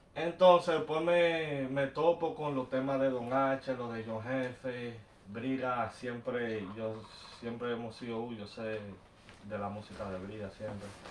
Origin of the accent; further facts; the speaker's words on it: Bayamón, Puerto Rico; En Bayamón, Puerto Rico